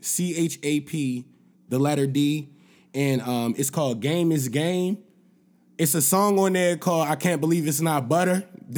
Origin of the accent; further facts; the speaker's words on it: Baltimore, Maryland, United States; I'm from Baltimore.